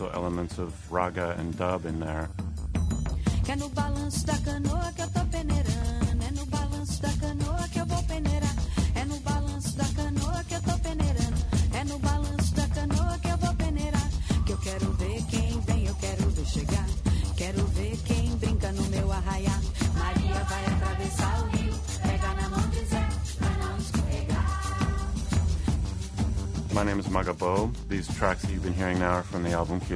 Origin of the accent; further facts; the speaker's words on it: Seattle, Washington, United States; moved away as an adult; now in Rio de Janeiro, Brazil; I'm originally from Seattle